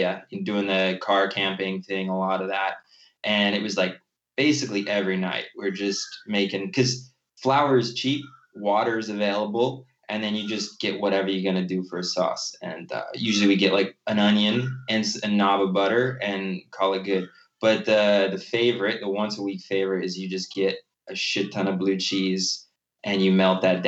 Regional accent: Cincinnati, Ohio, United States; moved away; I was born and raised in Cincinnati, Ohio

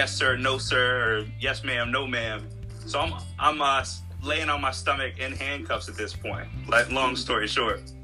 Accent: Westchester County, New York, United States; now in California, United States; I'm from New York, Westchester County, and I grew up in New York

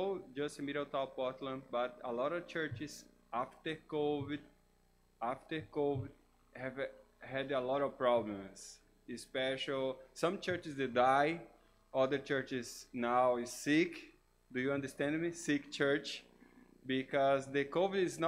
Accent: Brazil; first language Portuguese; English is a second language; moved away as an adult; now in United States; I'm from Brazil. English is my third language

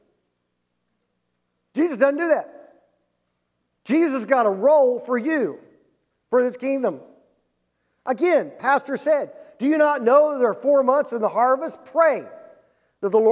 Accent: Pauls Valley, Oklahoma, United States; When I was growing up in Nowhere, Oklahoma, okay? Paul's Valley, Oklahoma

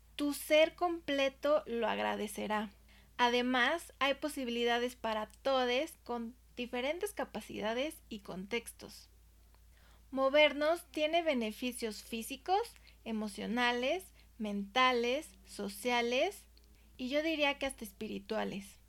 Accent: Mexico; yo soy de México

